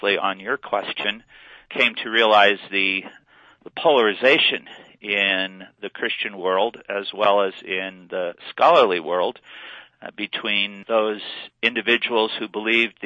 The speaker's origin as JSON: {"language": "English", "region": "Western Illinois", "country": "United States", "tie": "born or raised there", "moved": "yes", "lives_now": "Colorado, United States", "said": "I was raised in Western Illinois in a Lutheran family"}